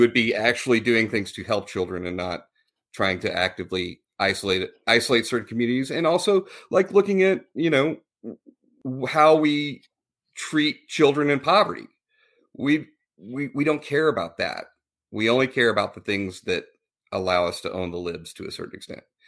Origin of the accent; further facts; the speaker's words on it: Texas, United States; Scott and I went to high school together. We were raised in the Texas public school system